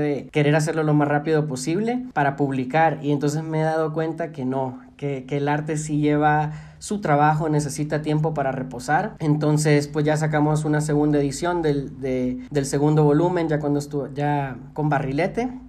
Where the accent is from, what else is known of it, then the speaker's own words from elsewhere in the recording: El Salvador; fue el autodescubrimiento en cuanto a mi identidad como salvadoreño.